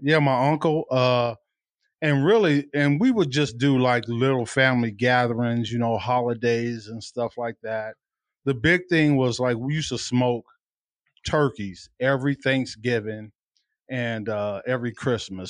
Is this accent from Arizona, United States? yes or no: yes; Tucson, Arizona, United States; I'm a native from Tucson